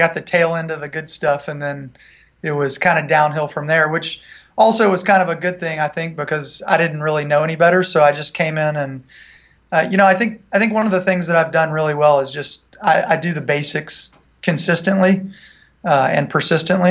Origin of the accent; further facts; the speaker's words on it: Franklin, Tennessee, United States; also born or lived in Nashville, Tennessee; I'm originally from Nashville, actually from Franklin, Tennessee